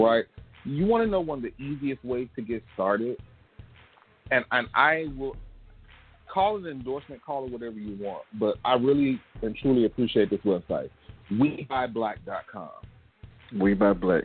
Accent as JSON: {"language": "English", "town": "Gulfport", "region": "Mississippi", "country": "United States", "tie": "born or raised there", "said": "my hometown, Gulfport, uh, Mississippi"}